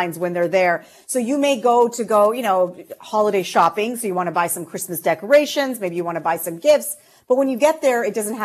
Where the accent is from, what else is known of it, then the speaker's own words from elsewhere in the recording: Canada; we Canadian consumers